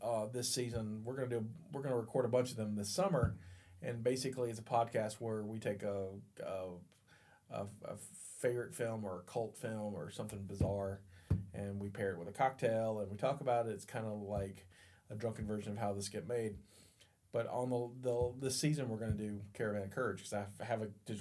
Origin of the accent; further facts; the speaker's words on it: the South, United States; I'm from the South